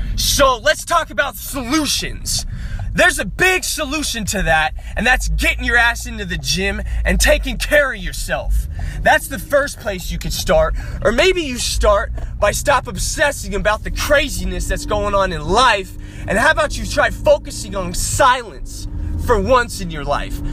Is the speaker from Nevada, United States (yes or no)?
yes; Las Vegas, Nevada, United States; growing up in Las Vegas, Nevada, I graduated with a 1.7 GPA